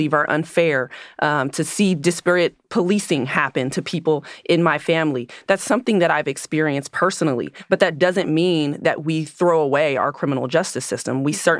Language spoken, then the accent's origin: English; California, United States; I grew up in the East